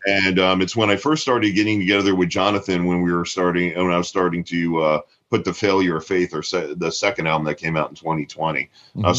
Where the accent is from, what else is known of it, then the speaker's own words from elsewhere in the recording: Tampa, Florida, United States; growing up in Tampa